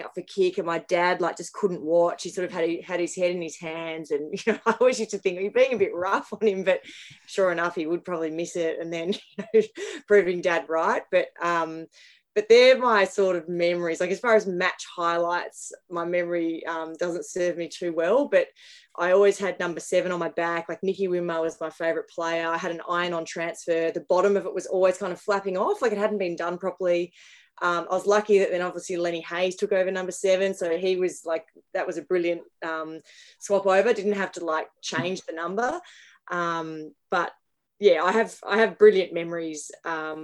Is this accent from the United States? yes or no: no; Melbourne, Victoria, Australia; I grew up in McLeod, which is northeastern suburbs.